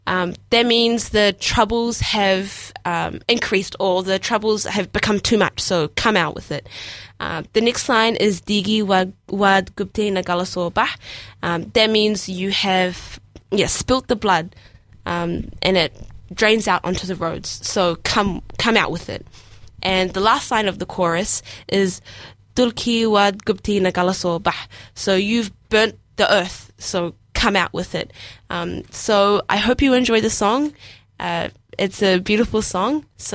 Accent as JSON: {"language": "English", "town": "Hamilton", "region": "Waikato", "country": "New Zealand", "tie": "born or raised there", "also_born_or_lived": "Sana'a, Yemen / Palmerston North / Auckland", "first_language": "Somali", "lives_now": "Dunedin, New Zealand", "said": "I am a Somali Kiwi Muslim girl out here in these streets. And I grew up in Hamilton, but my family now lives in Lower Hutt, and I've been in Dunedin for the past couple of years for my study."}